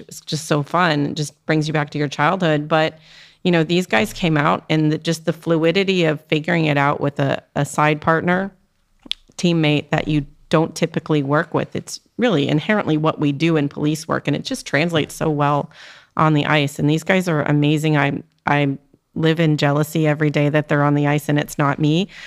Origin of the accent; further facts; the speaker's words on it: Canada; now in Maryland, United States; I grew up in Canada